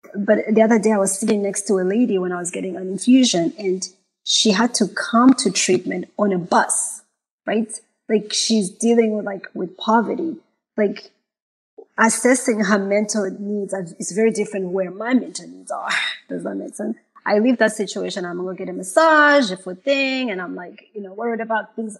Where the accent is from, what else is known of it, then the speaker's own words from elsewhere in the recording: Malawi; moved away as an adult; also born or lived in Zimbabwe; now in United States; I was born in Malawi. I was raised in Zimbabwe half of my mm-hmm. life, and then moving back to to Malawi.